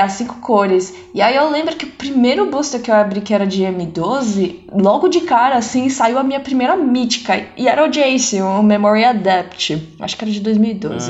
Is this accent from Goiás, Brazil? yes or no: no; São Paulo, Brazil; now in Netherlands; eu nasci aqui mesmo, né, em São Paulo, Brasil